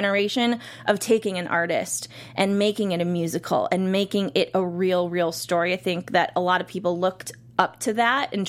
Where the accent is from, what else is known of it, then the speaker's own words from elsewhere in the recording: Cleveland, Ohio, United States; I'm originally from Cleveland, Ohio